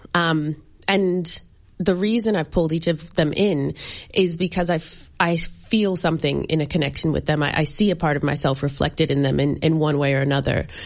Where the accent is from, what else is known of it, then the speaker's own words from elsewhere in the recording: United States; moved away; My parents are from Barbados, and I grew up in America.